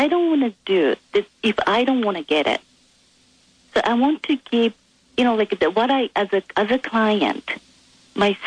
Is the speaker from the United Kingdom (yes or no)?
no; Japan; English is a second language; moved away; I'm originally from Japan